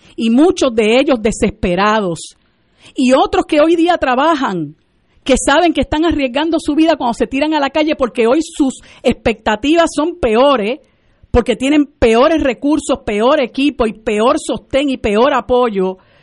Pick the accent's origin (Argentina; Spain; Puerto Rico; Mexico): Puerto Rico